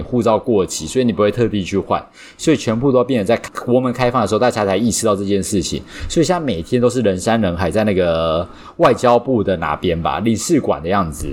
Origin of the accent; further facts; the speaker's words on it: Taiwan; 我是土生土长没离开过亚洲，超local的